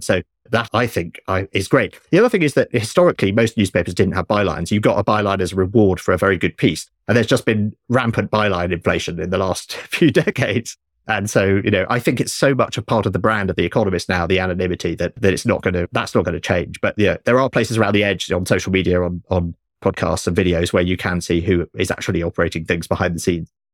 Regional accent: United Kingdom; I grew up in Britain with three T V channels when I was young

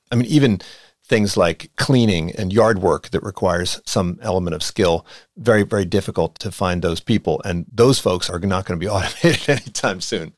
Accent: outside of Philadelphia, Pennsylvania, United States; it's where I grew up outside of Philadelphia

